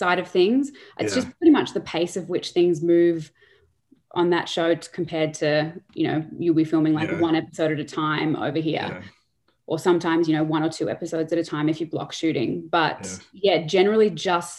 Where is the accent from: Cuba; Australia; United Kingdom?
Australia; moved away as an adult; Obviously I'm Australian. So I started off working back in Australia